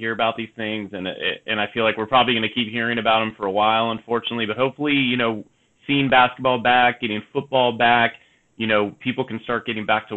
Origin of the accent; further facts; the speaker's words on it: Bay Area, California, United States; I grew up in the Bay Area, up in that area